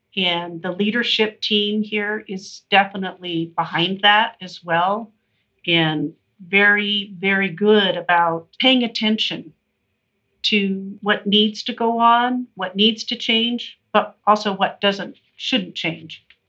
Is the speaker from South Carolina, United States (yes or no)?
no; Salt Lake City, Utah, United States; now in Park City, United States; I born and raised in Salt Lake and moved to Park City in 1980